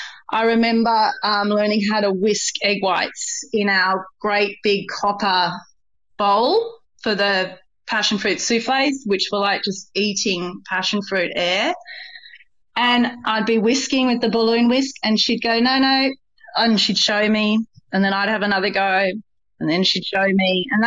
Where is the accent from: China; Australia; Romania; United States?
Australia; Kalgoorlie, Western Australia; also born or lived in Brisbane / Melbourne / Sydney; I was born in Brisbane. I grew up in Kalgoorlie. I met Jez in Melbourne, but I'm very much a Sydney girl.